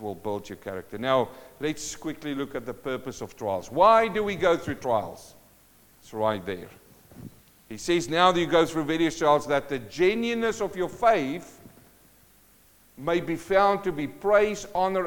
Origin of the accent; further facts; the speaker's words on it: South Africa; moved away; I come from South Africa in a mining town